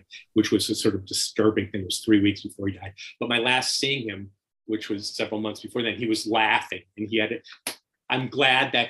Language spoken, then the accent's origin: English; Minneapolis, Minnesota, United States; moved away as an adult; also born or lived in New York; I was from Minneapolis